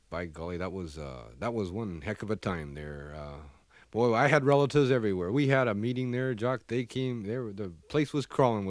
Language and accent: English; Prince Rupert, British Columbia, Canada; born there; I was born up there in Prince Rupert. It's a logging community.